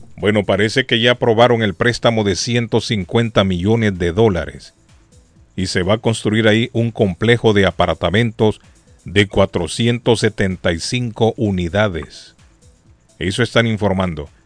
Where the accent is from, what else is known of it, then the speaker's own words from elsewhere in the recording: Argentina; moved away; Yo soy argentino, me gusta la Argentina